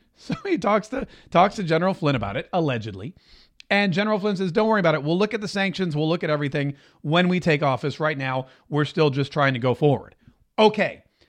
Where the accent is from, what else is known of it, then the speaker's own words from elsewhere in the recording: Canada; I'm Canadian and we're not threatening, eh?